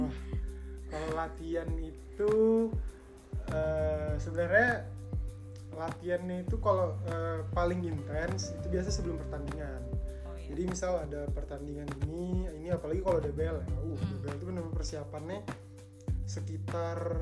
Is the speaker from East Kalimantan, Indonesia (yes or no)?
yes; Samarinda, East Kalimantan, Indonesia; di asal kota asalku di Samarinda